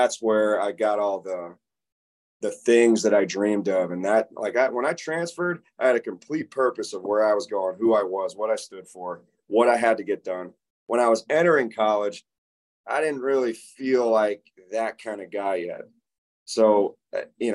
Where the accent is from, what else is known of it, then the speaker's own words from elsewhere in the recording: Tampa, Florida, United States; I grew up in Tampa and played football since I was 8.